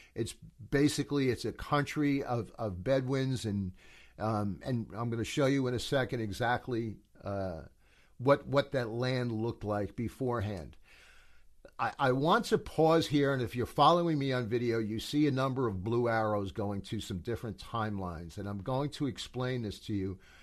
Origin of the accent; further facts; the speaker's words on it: United States; as an American